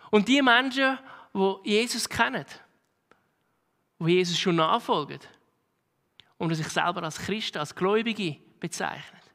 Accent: Switzerland; Tun wir unsere Zeit als Schweizer voll beschäftigt vom einen zum anderen rennen

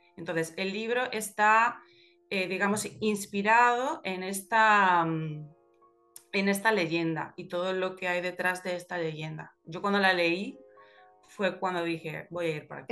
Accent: Galicia, Spain; los gallegos somos como los hobbits

